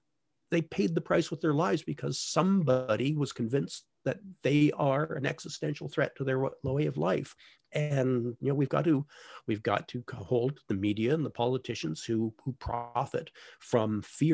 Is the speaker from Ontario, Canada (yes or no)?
yes; Toronto, Ontario, Canada; I grew up in Toronto, where, you know, your neighbors are Polish and Hungarian